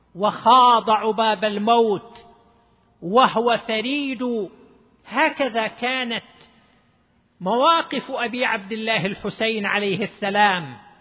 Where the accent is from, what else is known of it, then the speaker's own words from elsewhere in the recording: Dammam, Eastern Province, Saudi Arabia; عندنا في الدمام